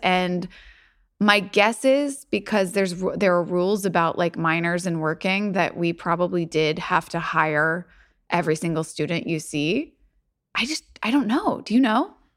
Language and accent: English; Louisville, Kentucky, United States; There is a bakery in Louisville, in my hometown